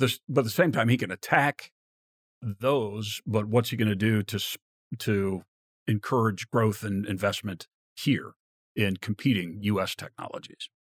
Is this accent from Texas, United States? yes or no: no; Virginia, United States; I grew up in Virginia